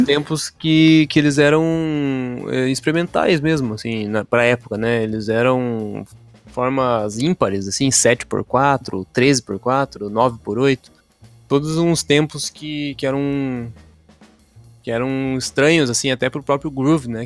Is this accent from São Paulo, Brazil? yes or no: yes; São Paulo, Brazil; now in Curitiba, Brazil; eu sou do estado de São Paulo